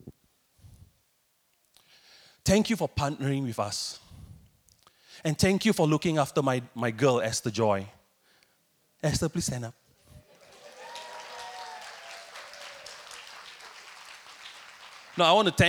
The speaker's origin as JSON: {"language": "English", "country": "Singapore", "moved": "as an adult", "lives_now": "Thailand", "said": "I'm originally from Singapore, but I've been serving as a missionary in Thailand for almost 2 decades"}